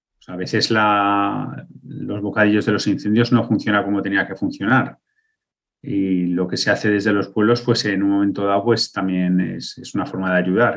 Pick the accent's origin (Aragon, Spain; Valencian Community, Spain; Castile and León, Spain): Aragon, Spain; yo ahora que vivo a medio caballo entre la ciudad y, mi pueblo de, de origen, en mi pueblo de origen